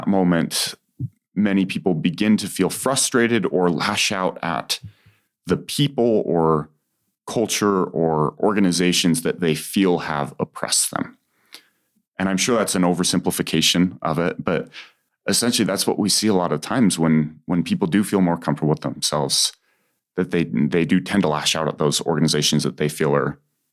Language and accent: English; Utah Valley, United States; growing up in Utah Valley